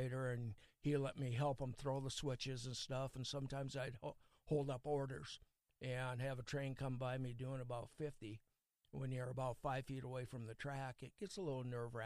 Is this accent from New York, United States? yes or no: no; North Dakota, United States; also born or lived in Fargo, North Dakota; now in Milbank, United States; growing up in North Dakota, we lived about 100 yards away from the railroad track